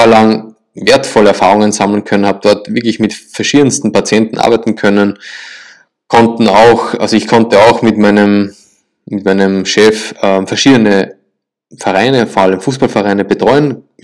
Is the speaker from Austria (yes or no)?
yes; Linz, Upper Austria, Austria; also born or lived in Salzburg; Ja, ich komme ursprünglich aus Österreich, aus Linz. Also die meisten kennen Linz mit Lask Linz.